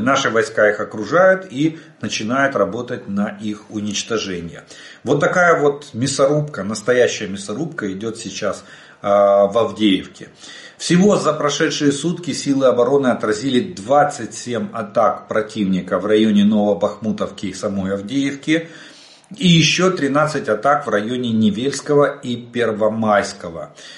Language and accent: Russian; Ukraine; мы из Украины